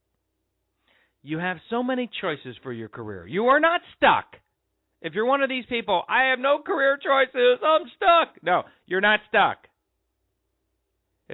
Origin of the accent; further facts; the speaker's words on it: Colorado, United States; I grew up in Colorado